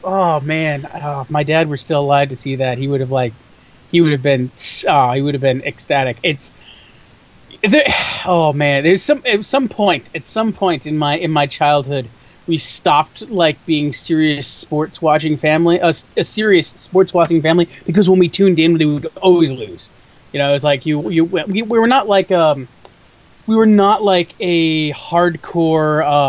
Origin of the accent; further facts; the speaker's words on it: Chicago suburbs, Illinois, United States; I am a Chicagoan, in so much as Chicago is my city. I've generally lived about 30 minutes or so outside of the city my entire life.